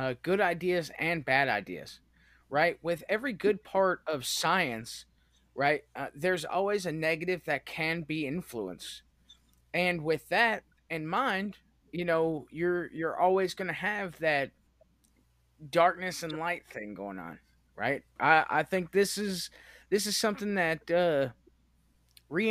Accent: United States; I'm an American

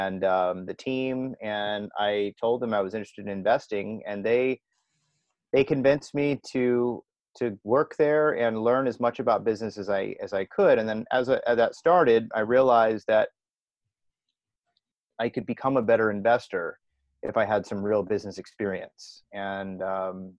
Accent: San Diego, California, United States; now in Amsterdam, Netherlands; I'm from San Diego, California

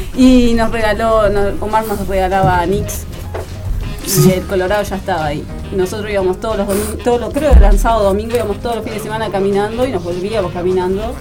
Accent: Uruguay; somos uruguayos

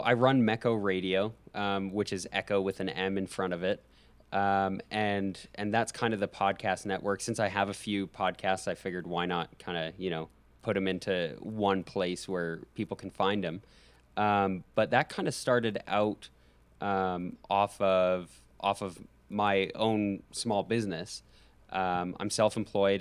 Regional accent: Calgary, Alberta, Canada; now in United States; I love my hometown. I just say the Calgary Flames

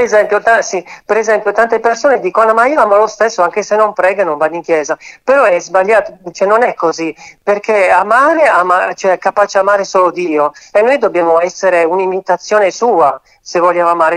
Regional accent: Turin, Piedmont, Italy; sono di Torino

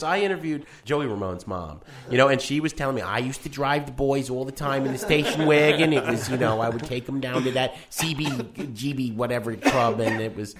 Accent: New York, United States; now in Chicago, United States; I grew up in New York

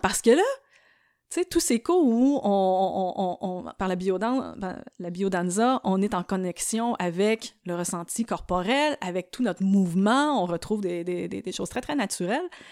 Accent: Trois-Pistoles, Quebec, Canada; also born or lived in Montreal; ça commence à Montréal avec une naissance, mais ça l'a vite pris une tangente un plus campagnarde parce que j'ai grandi à Trois Pistoles

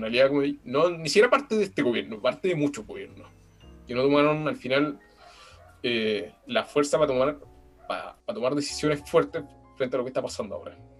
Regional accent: Chile; nosotros como chilenos

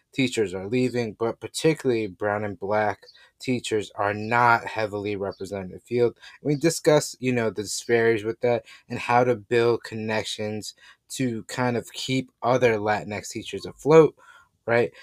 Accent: New York City, New York, United States; we're all from New York City

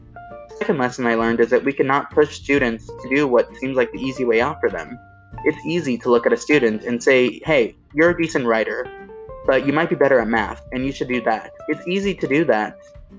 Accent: United States; growing up in the Valley, most people are Spanish speaking.

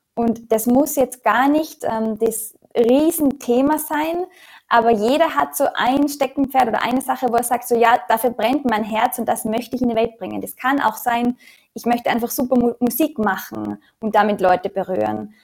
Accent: Austria; moved away as an adult; also born or lived in Australia; in dem Umfeld in Österreich, wo ich groß geworden bin

